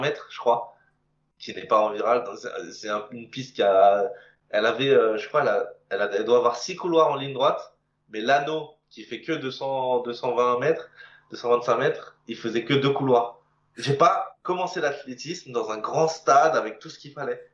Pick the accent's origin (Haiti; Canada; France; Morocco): France; Moissy-Cramayel, Île-de-France; je viens d'une petite commune qui s'appelle moissy cramayel pour les connaisseurs. Alors, c'est pas très connu, hein, c'est en région parisienne, plutôt dans le sud